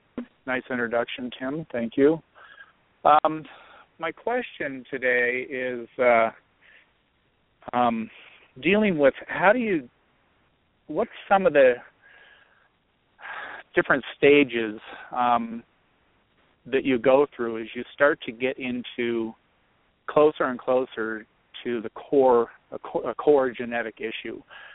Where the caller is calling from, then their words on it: Colorado, United States; in Colorado.